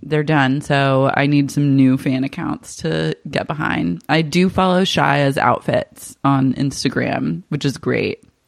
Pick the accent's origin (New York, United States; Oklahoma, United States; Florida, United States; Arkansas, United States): Oklahoma, United States; Oklahoma City; I grew up in Cher's stepdad's house in Oklahoma